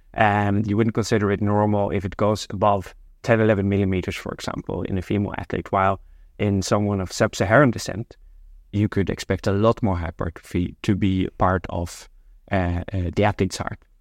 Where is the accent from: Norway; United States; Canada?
Norway; moved away as an adult; now in Amsterdam, Netherlands; I'm originally from Norway, but I've been living in Amsterdam now for more than 20 years